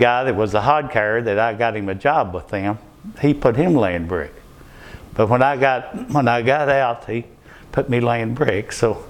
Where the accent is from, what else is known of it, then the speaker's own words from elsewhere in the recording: Hart County, Kentucky, United States; Well, I was raised in Hart County, and actually just a few miles where we live now, and maybe 5 miles.